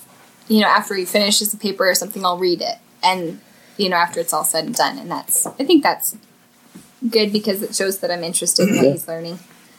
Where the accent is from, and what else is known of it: South Dakota, United States; born or raised there; moved away